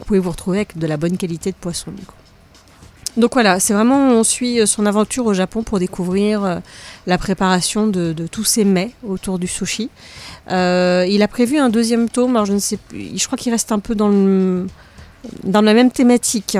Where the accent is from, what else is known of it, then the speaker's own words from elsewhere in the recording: France; chez nous, en France